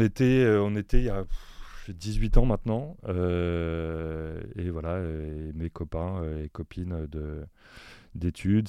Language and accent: French; Paris, Île-de-France, France; moi-même, je suis parisien, même si voilà, j'ai des, racines provinciales.